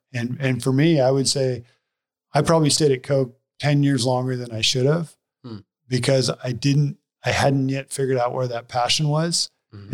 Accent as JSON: {"language": "English", "town": "Seattle", "region": "Washington", "country": "United States", "tie": "born or raised there", "moved": "yes", "said": "I grew up in Seattle. We had family there, so we said, let's go to Seattle"}